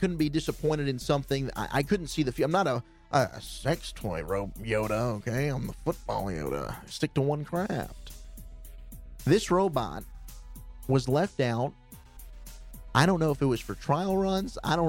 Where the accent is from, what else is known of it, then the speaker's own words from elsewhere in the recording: South Africa; I'm South African, baby.